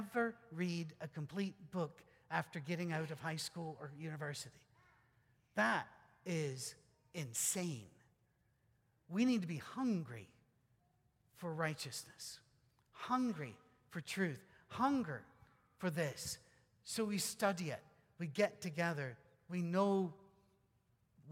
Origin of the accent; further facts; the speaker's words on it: Scotland, United Kingdom; moved away; also born or lived in Detroit area / West Virginia; I'm still Scottish